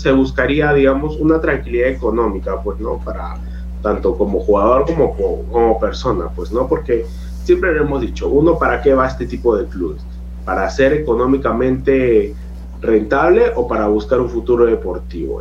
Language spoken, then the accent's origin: Spanish; Peru; como peruano